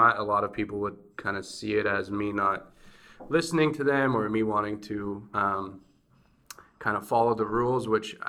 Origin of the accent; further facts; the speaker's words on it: Bulgaria; now in United States; growing up in Bulgaria, especially at a communist time or post-communist time, it's much different.